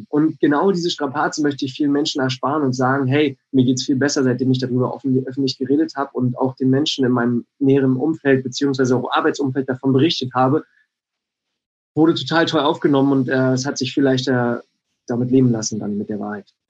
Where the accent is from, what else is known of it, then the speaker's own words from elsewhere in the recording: Bad Freienwalde, Brandenburg, Germany; moved away; ich komm aus Brandenburg, aus äh, wirklich einer, äh, aus Bad Freienwalde